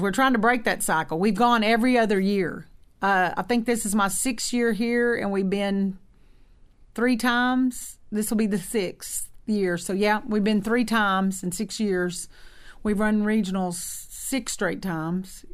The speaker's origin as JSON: {"language": "English", "town": "Ardmore", "region": "Oklahoma", "country": "United States", "also_born_or_lived": "Texas", "moved": "yes", "said": "We're both from Oklahoma, the Ardmore area"}